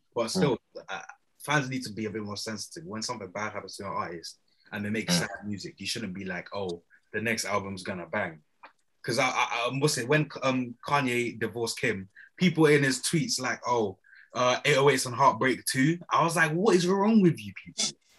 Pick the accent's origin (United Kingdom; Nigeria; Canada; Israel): Nigeria; Obviously, being Nigerian, it was Afrobeat from young.